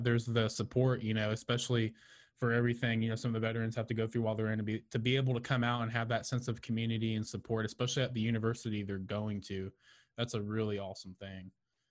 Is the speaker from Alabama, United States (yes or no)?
no; Houston, Texas, United States; I know I'm from the Houston area.